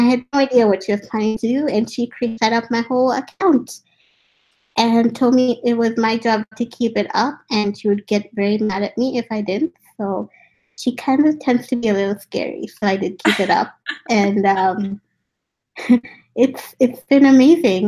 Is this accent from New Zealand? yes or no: no; India; also born or lived in Africa; now in Vancouver, Canada; I've been born in Africa, I grew up in India, and now I'm in Vancouver